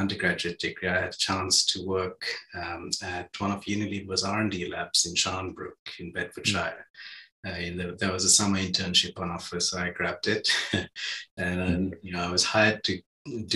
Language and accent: English; Sri Lanka; moved away; I grew up in Sri Lanka